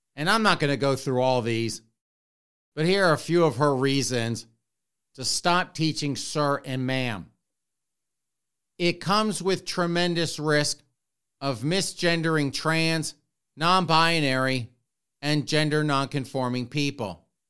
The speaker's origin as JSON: {"language": "English", "town": "Spartanburg", "region": "South Carolina", "country": "United States", "tie": "born or raised there", "moved": "yes", "said": "I grew up in the South, in Spartanburg, South Carolina"}